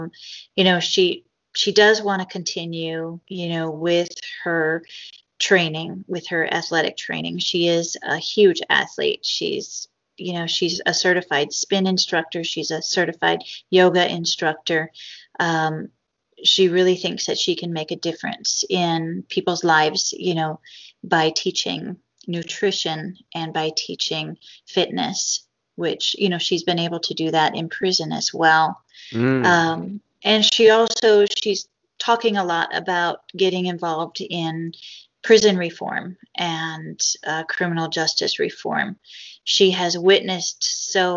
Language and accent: English; United States; as an American